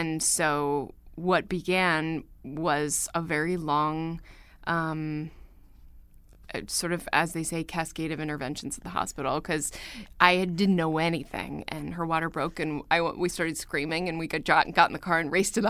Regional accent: New York, United States; I am from New York.

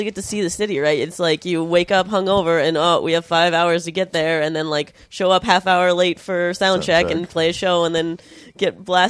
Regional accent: Pittsburgh, Pennsylvania, United States; That's the closers in my hometown, yeah, so...

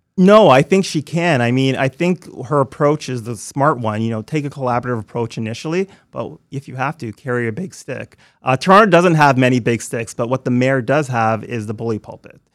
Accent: Toronto, Ontario, Canada; moved away as an adult; also born or lived in New York / London, England / Montreal; growing up in Scarborough

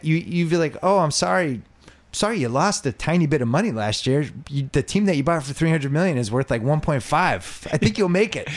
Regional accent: Boston, Massachusetts, United States; when I was growing up in Boston, we had the whole busing thing

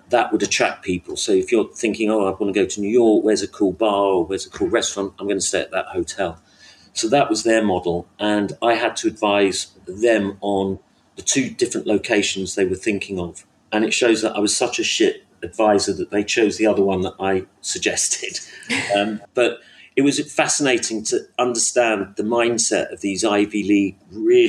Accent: London, United Kingdom; I was brought up in North London

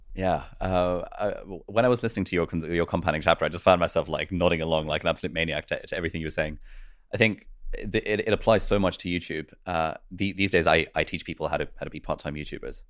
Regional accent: United Kingdom; also born or lived in Karachi, Pakistan / Lesotho; we made a plan to move to the U K. And so we came to the U K

